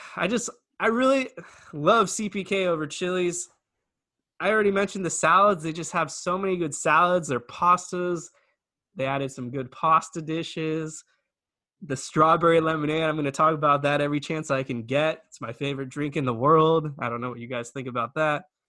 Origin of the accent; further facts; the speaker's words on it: Camarillo, California, United States; I'm from Camarillo.